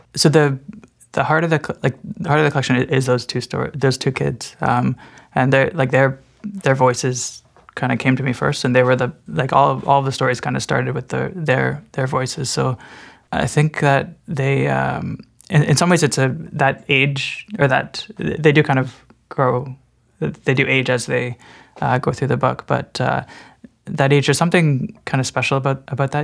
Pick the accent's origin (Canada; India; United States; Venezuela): Canada; Burlington, Ontario; it'd always be my hometown